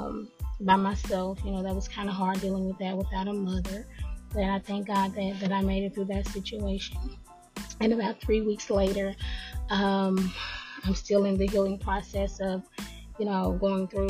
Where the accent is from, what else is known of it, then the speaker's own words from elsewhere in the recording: Nashville, Tennessee, United States; I'm from Nashville, Tennessee.